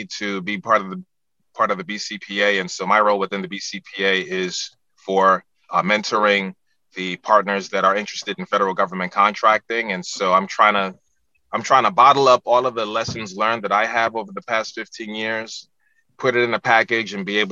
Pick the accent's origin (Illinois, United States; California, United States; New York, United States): New York, United States; New York City; moved away as an adult; now in Washington, D.C., United States; I was born and raised in the Bronx, New York